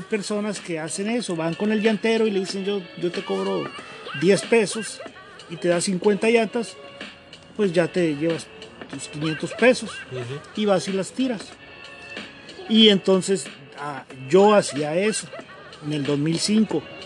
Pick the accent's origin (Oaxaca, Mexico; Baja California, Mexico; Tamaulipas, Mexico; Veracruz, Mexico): Baja California, Mexico; Mexicali; yo soy de aquí de Mexicali